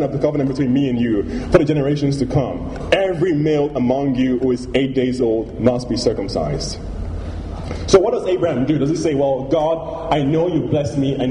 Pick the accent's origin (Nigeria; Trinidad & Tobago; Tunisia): Nigeria; growing up in Nigeria